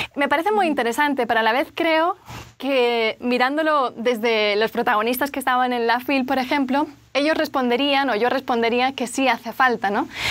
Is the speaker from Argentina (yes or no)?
no; Barcelona, Catalonia, Spain; soy de Barcelona, de España, el acento se nota